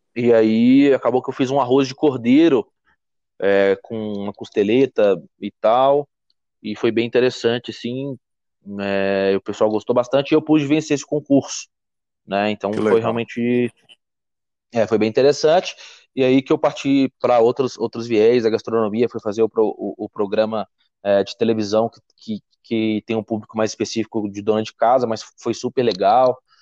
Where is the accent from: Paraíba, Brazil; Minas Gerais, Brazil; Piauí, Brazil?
Minas Gerais, Brazil; Belo Horizonte; sou mineiro de Belo Horizonte